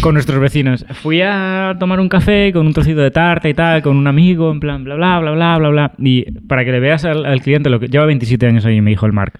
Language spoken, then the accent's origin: Spanish; Aspe, Valencian Community, Spain; soy de Aspe, tío. Somos casi vecinos.